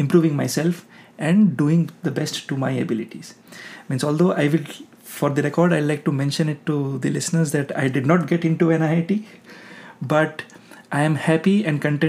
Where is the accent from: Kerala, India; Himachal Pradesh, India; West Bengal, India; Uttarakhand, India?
West Bengal, India; moved away as an adult; also born or lived in Kota, Rajasthan / Jabalpur; now in Texas, United States; My home state is West Bengal